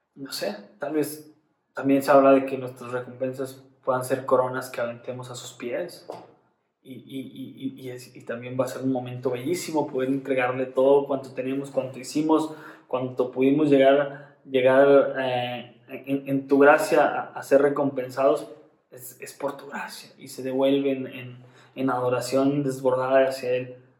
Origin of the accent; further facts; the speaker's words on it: Monterrey, Nuevo León, Mexico; como cristianos regios